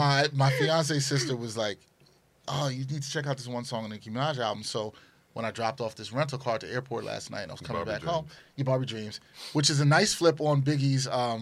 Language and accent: English; New York, United States; It's going to be a lot more boom bap. I'm from New York.